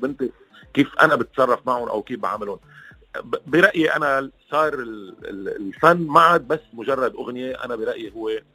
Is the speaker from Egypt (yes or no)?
no; Lebanon; معنا كلبنانيه